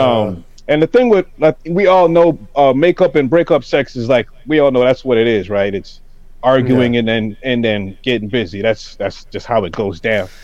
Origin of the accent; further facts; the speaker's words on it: Toronto, Ontario, Canada; growing up in Toronto